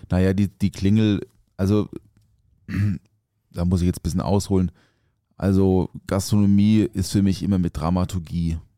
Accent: Offenburg, Baden-Württemberg, Germany; ich komme aus Offenburg, also aufgewachsen Offenburg im Schwarzwald

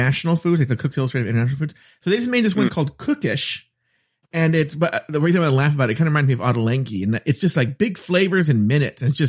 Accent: United States; I'm very American

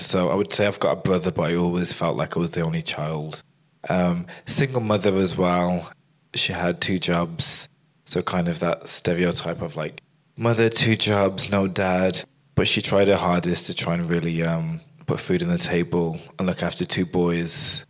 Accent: Birmingham, West Midlands, United Kingdom; accent: Birmingham; I was born in Birmingham. I moved to Balsall Heath

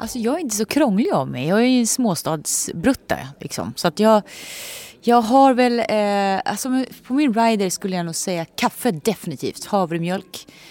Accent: Nyköping, Södermanland, Sweden; moved away; jag kommer från Nyköping

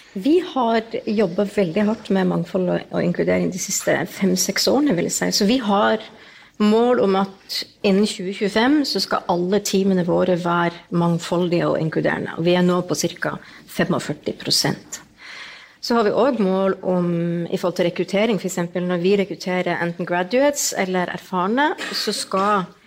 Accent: Northern Norway, Norway; jeg er jo nordlending

